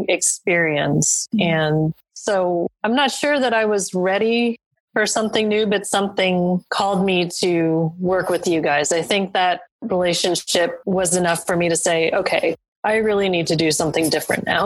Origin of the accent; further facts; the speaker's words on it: New York, United States; I'm being from New York myself